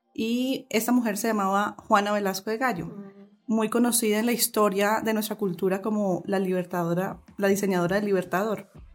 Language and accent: Spanish; Colombia; lo que somos realmente como colombianas